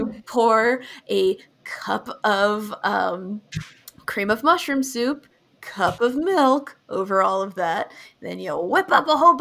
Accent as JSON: {"language": "English", "region": "Ohio", "country": "United States", "said": "I'm from Ohio"}